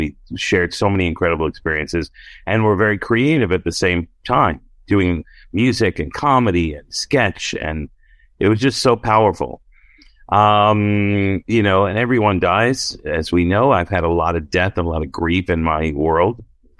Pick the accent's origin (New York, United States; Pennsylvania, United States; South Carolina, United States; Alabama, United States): New York, United States; Brooklyn; And I'm like, oh yeah, I'm from Brooklyn.